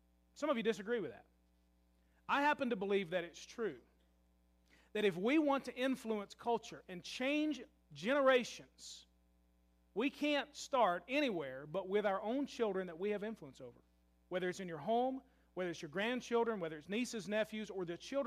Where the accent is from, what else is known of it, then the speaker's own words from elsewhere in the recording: Louisville, Kentucky, United States; I love my hometown of Louisville, Kentucky